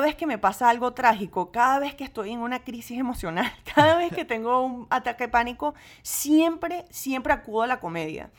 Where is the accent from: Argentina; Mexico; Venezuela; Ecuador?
Venezuela; now in United States; yo crecí en gran parte en Venezuela